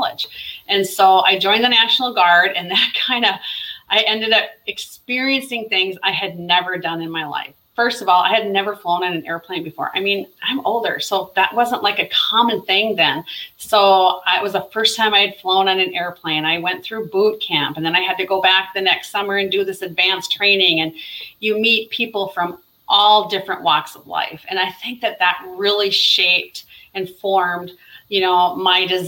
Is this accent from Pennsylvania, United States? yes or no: no; North Dakota, United States; I grew up in North Dakota, and my parents lived in a smaller town